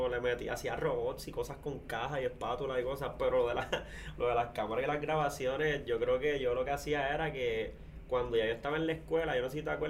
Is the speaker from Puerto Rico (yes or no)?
yes; Corozal, Puerto Rico; que somos de Corozal acá